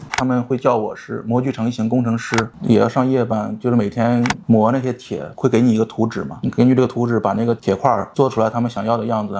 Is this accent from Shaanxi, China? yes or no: no; Hebei, China; moved away as an adult; now in Shenzhen, China; 我说我是河北的